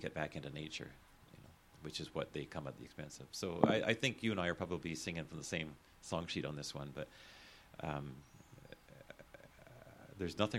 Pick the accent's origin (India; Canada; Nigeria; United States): Canada; Calgary, Alberta; When I was a kid growing up in Calgary